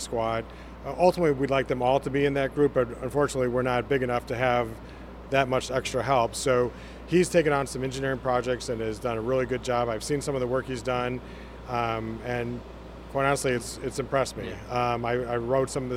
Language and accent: English; Chicago, Illinois, United States; moved away; I'm actually from Chicago